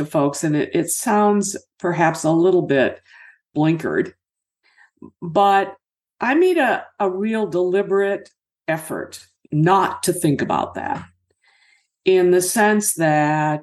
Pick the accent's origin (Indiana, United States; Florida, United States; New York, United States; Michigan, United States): Michigan, United States; my folks ended up here in Michigan